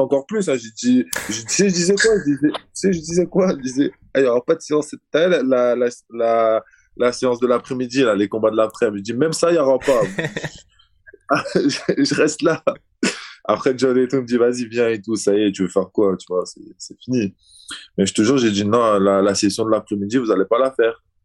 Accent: Azerbaijan; moved away; comme je suis du Caucase, tu vois, je, suis... je viens d'Azerbaïdjan. Donc l'animal chez nous, c'est le loup

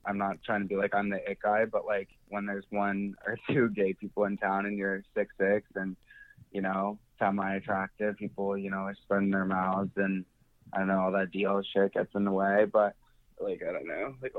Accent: Baltimore, Maryland, United States; I'm calling from Baltimore. Yeah, that's where I'm from originally.

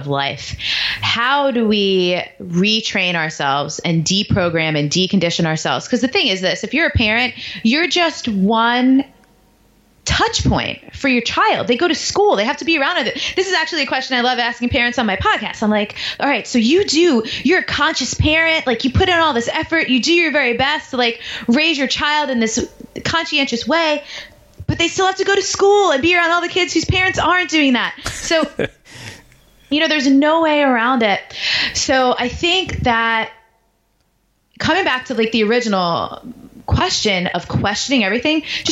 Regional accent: New York, United States; moved away; also born or lived in Baltimore / Washington, D.C.; I grew up in New York

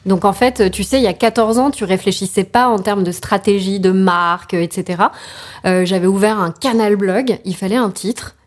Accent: Paris region, Île-de-France, France; also born or lived in Albi; now in Paris, France; je suis parisienne de cœur en réalité et pas de naissance. Euh, ma famille est parisienne, mais mon père a trouvé son premier job à côté de Toulouse. Donc je suis albigeoise

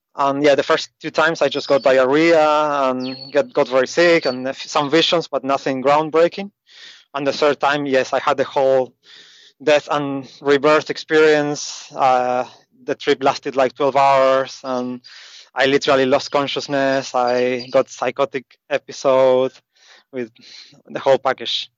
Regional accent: Argentina; moved away as an adult; also born or lived in Asia; I grew up in South America, in Argentina

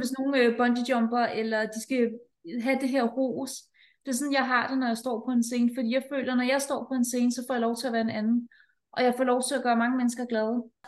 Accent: Denmark; her hjemme i Danmark

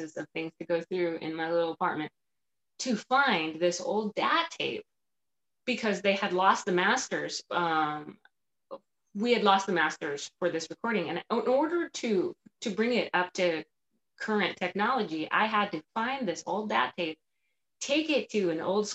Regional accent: Palmdale, California, United States; moved away; where I grew up in East Palmdale

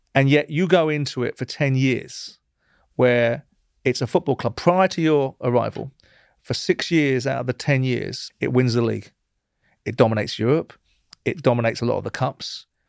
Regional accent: England, United Kingdom; I'm an Englishman. I'm a proud Englishman

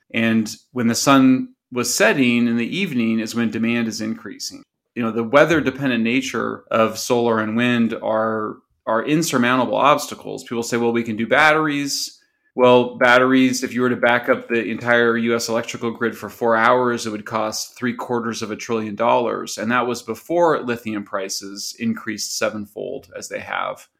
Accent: California, United States; California, which is my home state

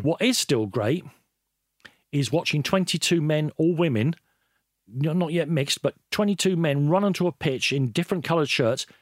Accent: Ireland; I'm Irish.

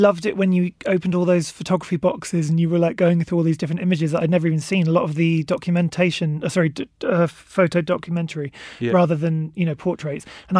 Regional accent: Berkshire, South East England, United Kingdom; I'm from Berkshire.

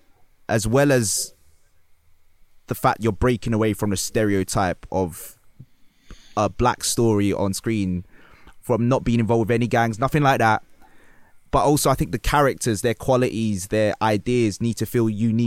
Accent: London, United Kingdom; I grew up in London in the 90s

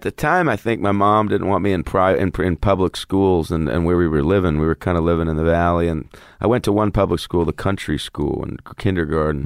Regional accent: Los Angeles, California, United States; also born or lived in Atlanta, Georgia / Malibu; I grew up in Hollywood and, like, lived in the hills, lived everywhere

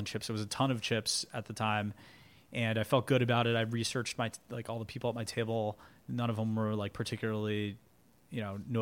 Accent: Los Angeles, California, United States; now in New York, United States; I grew up in Los Angeles

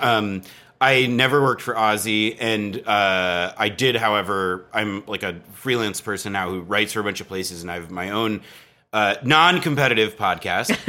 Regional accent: East Coast, United States; moved away as an adult; also born or lived in New Jersey / Berkeley, California; now in Brooklyn, United States; I grew up on the East Coast

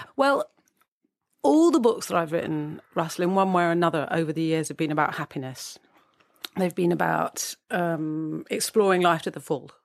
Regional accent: United Kingdom; as we're British

